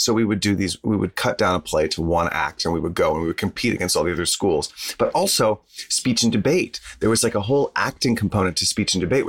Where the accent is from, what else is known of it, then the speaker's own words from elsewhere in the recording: Texas, United States; I'm from Texas.